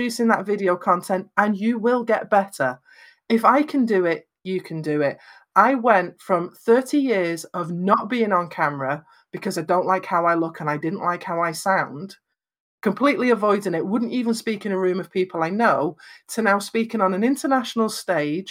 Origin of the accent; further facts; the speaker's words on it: Lancashire, North West England, United Kingdom; I'm from Lancashire in Northwest England, so I have very flat vowels